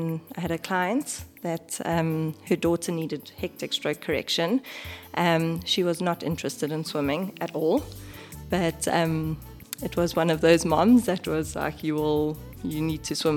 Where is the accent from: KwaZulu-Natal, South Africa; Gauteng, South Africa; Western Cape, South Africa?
KwaZulu-Natal, South Africa; now in Johannesburg, South Africa; I'm originally from Natal